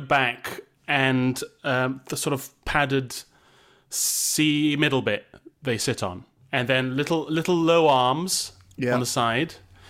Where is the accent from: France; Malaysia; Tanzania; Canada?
Malaysia; now in United Kingdom; It never really got fully ingrained in me because I didn't grow up in the UK. I grew up in Malaysia. And there's not really a pub culture there.